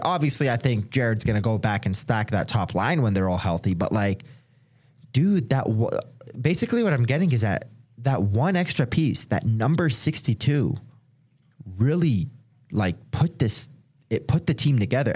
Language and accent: English; Detroit, Michigan, United States; now in Denver, United States; a lot of people move here from out of state, which I'm one of them. Like, I'm from Detroit.